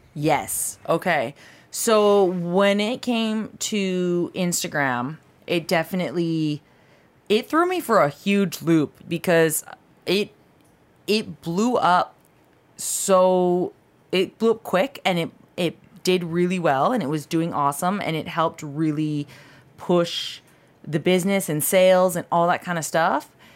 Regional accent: Canada; moved away as an adult; now in Southern California, United States; I am Canadian

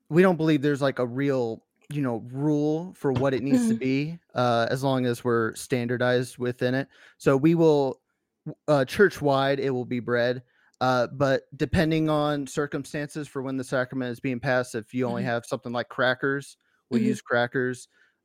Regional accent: Tennessee, United States; growing up in Tennessee, my church building was a little bit more in the middle of nowhere when it came to how many members there were where I lived.

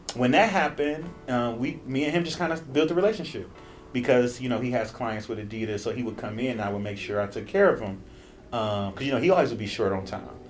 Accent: Cleveland, Ohio, United States; now in Los Angeles, United States; I'm a writer from Cleveland, Ohio, currently living in Los Angeles, California

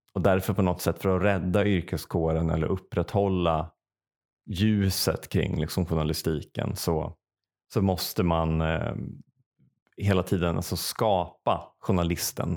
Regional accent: Säffle, Värmland, Sweden; moved away; när jag bodde i Säffle och liksom i affekt flyttade därifrån

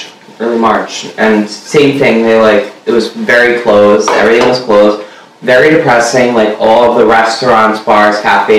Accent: New York, United States; I'm born and raised in New York.

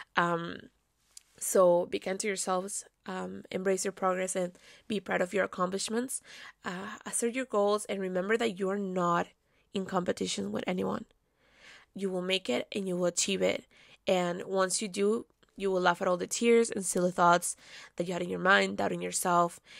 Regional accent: Caracas, Capital District, Venezuela; moved away; I was born and raised in Caracas, Venezuela

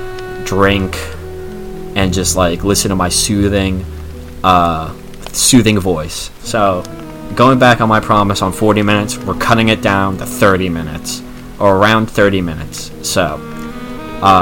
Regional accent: United States; as an American

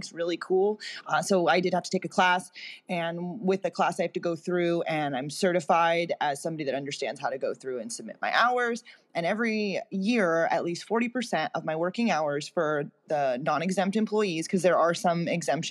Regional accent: Long Beach, California, United States; my hometown of Long Beach

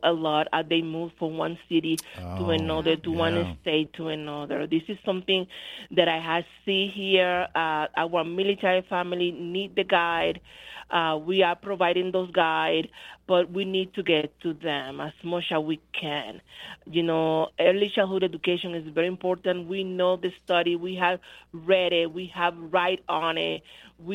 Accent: Dominican Republic; now in United States; I am from the Dominican Republic, so we don't celebrate Christmas as they celebrate it here.

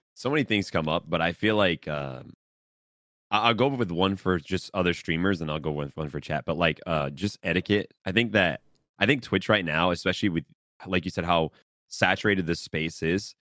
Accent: New England, Massachusetts, United States; We're born and raised in New England

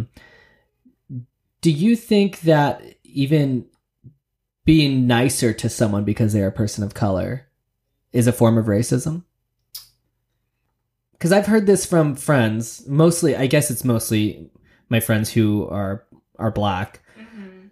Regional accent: Redding, California, United States; I grew up in Redding

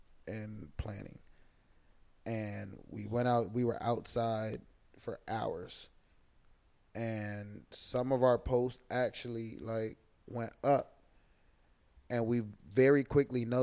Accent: Maryland, United States; I'm from Maryland, bro. Like, kids pulled up to my high school with Confederate flags in the back of their car

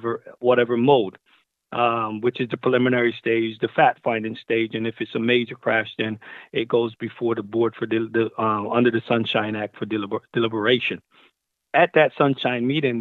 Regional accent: Barbados; moved away; also born or lived in Brooklyn, New York, United States / California, United States; I'm originally from Barbados, and I migrated to Brooklyn, New York with my mother in 1986

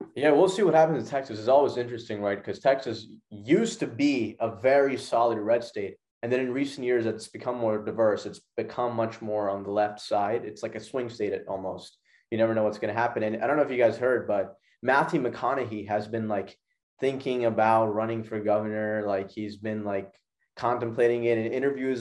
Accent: Pakistan; my home country of Pakistan

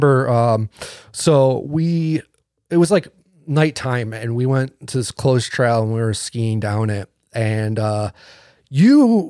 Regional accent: East Coast, United States; Because we grew up in like in the East Coast, and like there is woods, but it's overgrown

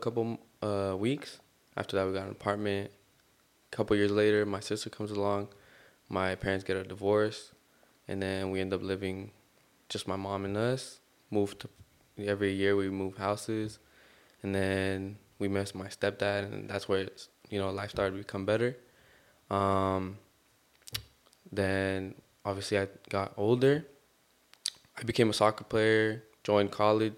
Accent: Long Beach, California, United States; also born or lived in Guadalajara, Jalisco, Mexico; I was raised in Long Beach

